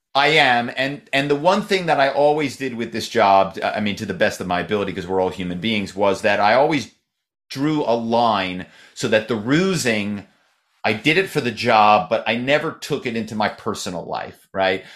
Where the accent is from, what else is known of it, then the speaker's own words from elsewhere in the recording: Philadelphia, Pennsylvania, United States; moved away as an adult; now in Malibu, United States; my hometown is Philadelphia. I moved out here